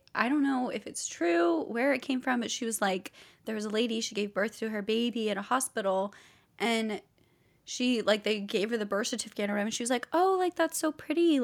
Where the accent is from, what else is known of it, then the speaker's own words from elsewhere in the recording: Nashville, Tennessee, United States; I grew up in Nashville